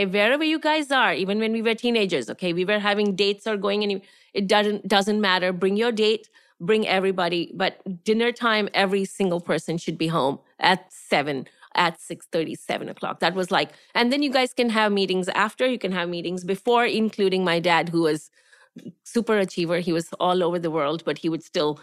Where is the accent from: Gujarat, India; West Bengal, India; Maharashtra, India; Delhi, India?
Gujarat, India; moved away as an adult; also born or lived in Tamil Nadu; now in United States; I am a Tamilian. I'm from south of India. I'm a person from Tamil Nadu, but I grew up in Gujarat, which is the west of India.